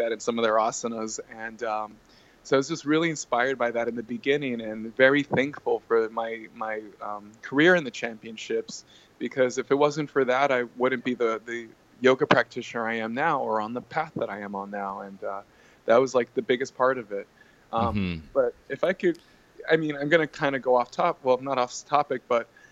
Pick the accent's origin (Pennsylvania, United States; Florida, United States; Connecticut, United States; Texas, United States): Texas, United States; being born and raised in Texas